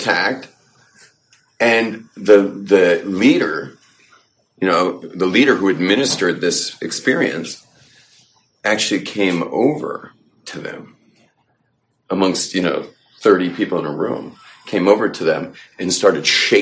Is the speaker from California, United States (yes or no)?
yes; California, United States; moved away; growing up in California